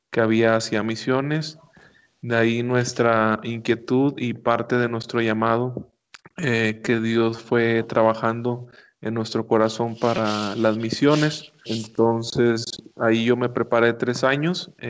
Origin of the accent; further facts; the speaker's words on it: Monterrey, Nuevo León, Mexico; Tengo 25 años de edad, soy nativo de la ciudad de Monterrey, Nuevo León